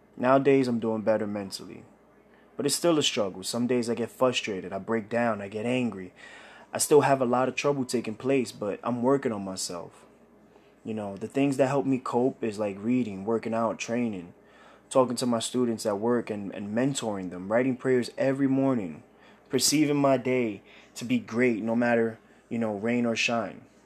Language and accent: English; New York City, New York, United States; I grew up in Brooklyn, New York, Bushwick